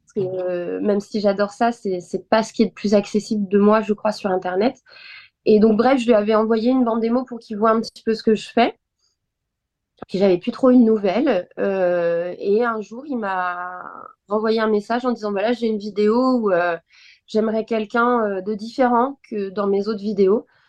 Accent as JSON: {"language": "French", "town": "Nantes", "region": "Pays de la Loire", "country": "France", "also_born_or_lived": "Bordeaux", "moved": "as an adult", "lives_now": "Paris, France", "said": "je suis nantaise, donc voilà, c'était euh, sur Nantes"}